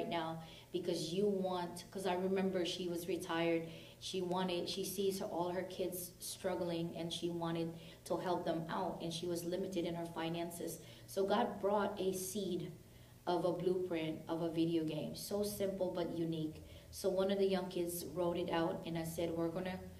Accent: Tehran, Tehran Province, Iran; I'm from Tehran

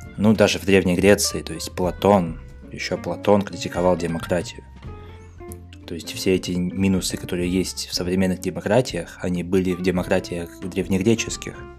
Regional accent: Russia; now in Novosibirsk, Russia; был мой поселок, где я родился и вырос

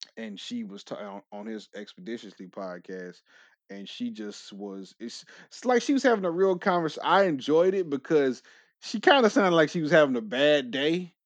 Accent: California, United States; moved away; I'm from California originally

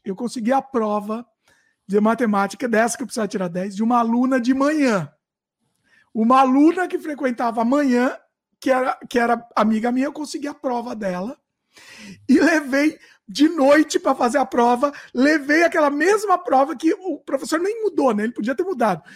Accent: Brazil; now in Canada; Eu nasci no Brasil, fui criado no Brasil

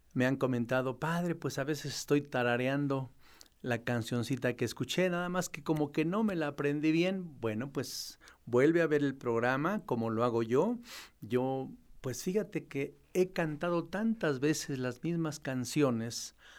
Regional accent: a village 10 km from La Marquesa, State of Mexico, Mexico; moved away; cuando era pastor en mi tierra, en mi pueblo, allá a 10 kilómetros de la Marquesa

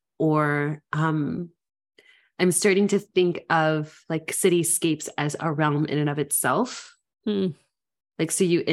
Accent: Memphis, Tennessee, United States; growing up in Memphis, home was like your typical middle class neighborhood, yards and concrete.

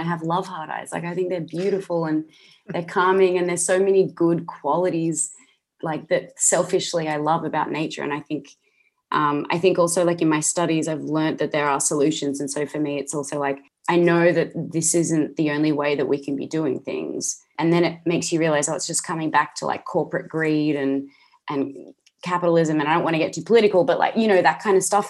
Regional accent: Australia; I'm an Aussie actress

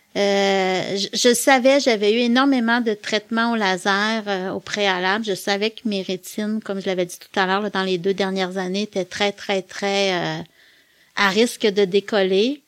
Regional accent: Quebec City, Quebec, Canada; also born or lived in La Pocatière, Bas-Saint-Laurent / Montreal; Moi, je suis née à Québec. Je suis originaire de Québec. J'ai presque toujours vécu à Québec et je suis encore à Québec aujourd'hui

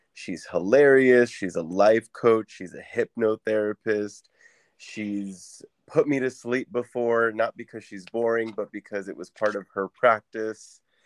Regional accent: Orange County, California, United States; moved away as an adult; now in Phoenix, United States; when I moved to Arizona from California, from Orange County

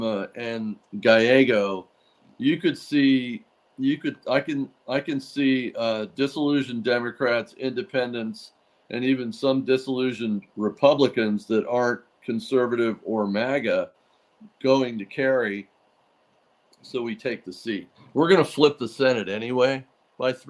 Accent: Laguna Beach, California, United States; I grew up in Laguna Beach, California

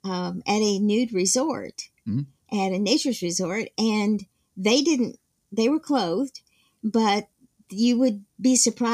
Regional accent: the South, United States; And because I grew up in the South, I only wore shorts.

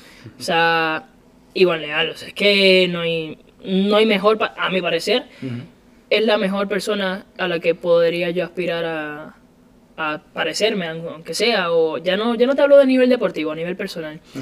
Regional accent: Puerto Rico; moved away as an adult; now in Spain

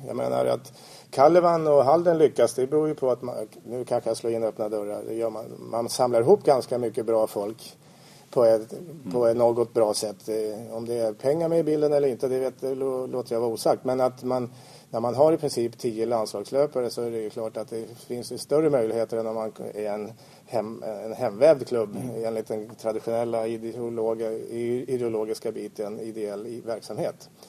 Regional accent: Stockholm, Stockholm County, Sweden; vi infödda stockholmare

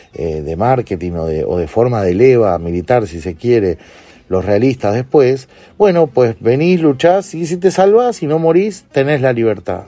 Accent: Uruguay; desde nuestra etapa escolar como uruguayos

